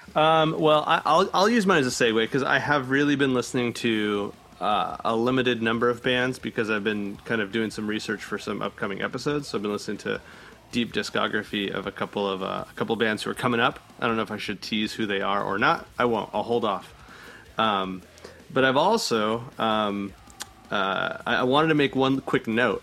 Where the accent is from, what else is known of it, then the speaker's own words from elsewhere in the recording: El Centro, California, United States; now in San Diego, United States; I'm from the Imperial Valley. It's like El Centro.